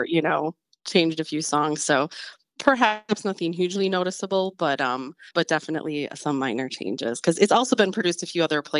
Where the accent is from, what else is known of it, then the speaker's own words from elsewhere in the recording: Fredonia, Wisconsin, United States; moved away; also born or lived in Grafton, Wisconsin; my family moved just outside of Fredonia up in northern Ozaukee County. So that's where I grew up. So, you know, about a 10, 15 minute drive from Grafton.